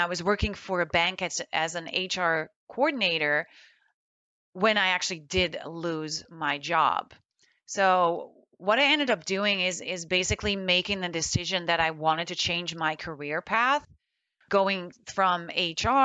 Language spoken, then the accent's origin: English; Netherlands; moved away as an adult; also born or lived in Florida, United States; now in United States; I was born and raised in the Netherlands, and I moved to the United States in 2004